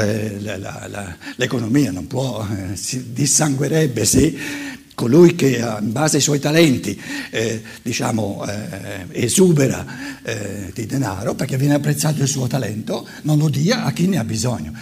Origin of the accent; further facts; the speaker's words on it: Germany; da buon tedesco